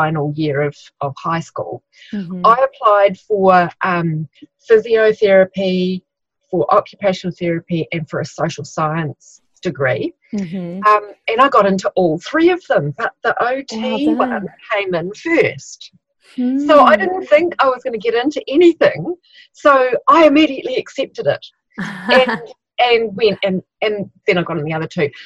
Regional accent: Christchurch, Canterbury, New Zealand; I'm from Christchurch, New Zealand.

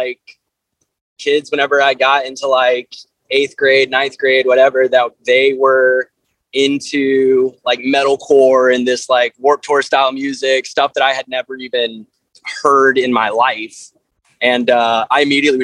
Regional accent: Conway, South Carolina, United States; also born or lived in Myrtle Beach, South Carolina; I grew up right outside of Myrtle Beach in a small town called Conway

